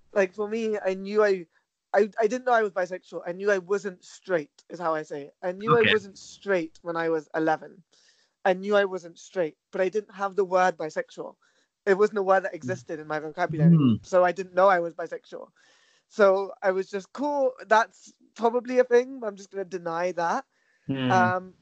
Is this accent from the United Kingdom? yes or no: yes; London, United Kingdom; also born or lived in Uxbridge; I was born and raised in Southall in West London